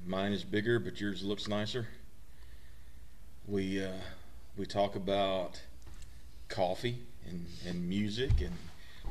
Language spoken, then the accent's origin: English; Mississippi, United States; I'm also from Mississippi